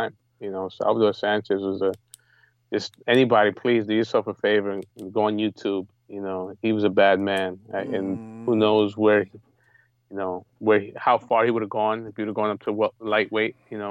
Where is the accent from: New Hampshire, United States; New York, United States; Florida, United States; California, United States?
New York, United States; I grew up in New York